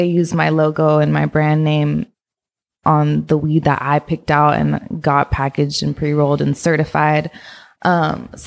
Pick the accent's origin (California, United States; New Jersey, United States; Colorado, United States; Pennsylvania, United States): California, United States; San Francisco; also born or lived in Oakland / Alameda; I was born in San Francisco and I've lived all around the Bay Area. So I just say I'm from the Bay, but I went to school in SF, Oakland, Alameda.